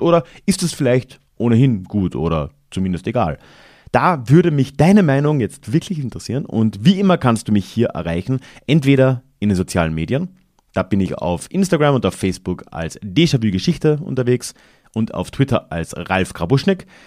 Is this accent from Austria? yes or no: yes; Carinthia, Austria; wo ich aufgewachsen bin, im Süden Österreichs